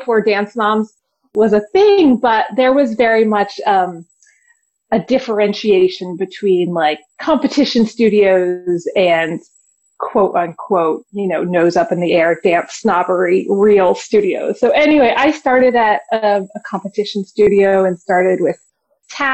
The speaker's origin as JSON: {"language": "English", "region": "Virginia", "country": "United States", "moved": "yes", "said": "I'm from Virginia originally"}